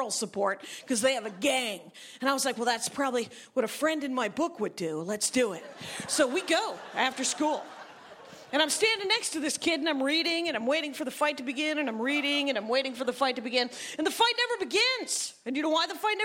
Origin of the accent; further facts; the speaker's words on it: Wisconsin, United States; I am from Wisconsin.